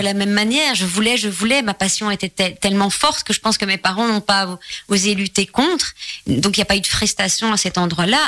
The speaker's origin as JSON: {"language": "French", "town": "Charleroi", "region": "Wallonia", "country": "Belgium", "tie": "born or raised there", "moved": "yes", "said": "en tant que Belge, euh, habitant en plus, né à Charleroi et habitant la région de Charleroi"}